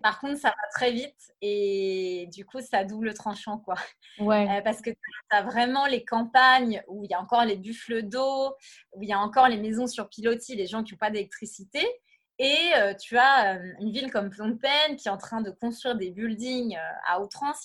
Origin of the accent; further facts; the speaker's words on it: Brittany, France; moved away as an adult; also born or lived in Paris / Los Angeles / Cambodia; je suis à la base, je suis bretonne